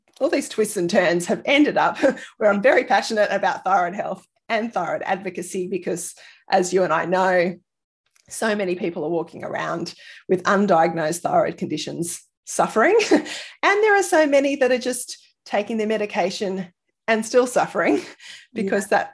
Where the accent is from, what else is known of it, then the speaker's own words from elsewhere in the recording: Sydney, New South Wales, Australia; moved away as an adult; now in Brisbane, Australia; I actually grew up in Sydney